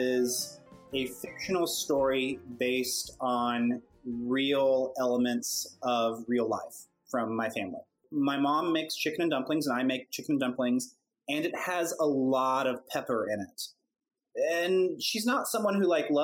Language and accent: English; Gulf Coast, United States; growing up on the Gulf Coast